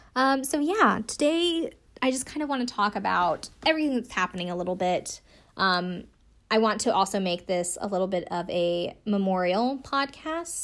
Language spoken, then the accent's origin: English; South Carolina, United States; I'm from South Carolina.